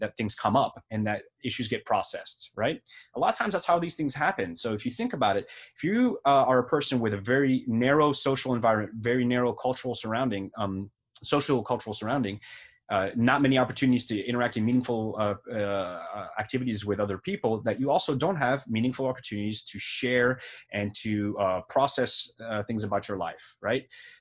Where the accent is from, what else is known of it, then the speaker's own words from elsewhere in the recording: France; now in United States; I was born in France. I'm from a different country.